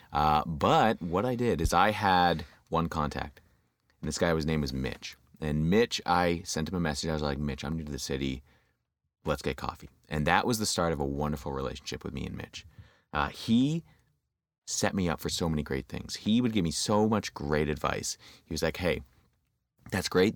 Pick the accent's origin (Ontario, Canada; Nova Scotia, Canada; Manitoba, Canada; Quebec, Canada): Ontario, Canada; London; moved away as an adult; also born or lived in Windsor, Ontario; now in Toronto, Canada; I grew up in, uh, London, Ontario